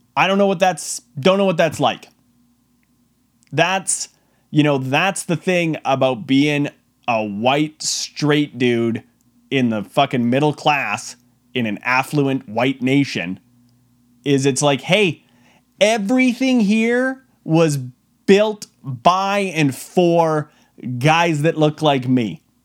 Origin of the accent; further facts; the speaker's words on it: Brooks, Alberta, Canada; My hometown of Brooks